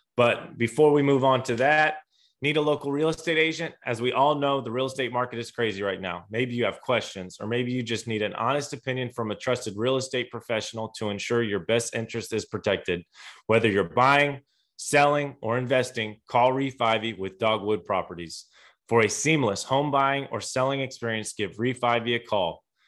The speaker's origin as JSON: {"language": "English", "region": "Indiana", "country": "United States", "tie": "born or raised there", "said": "I grew up in Indiana"}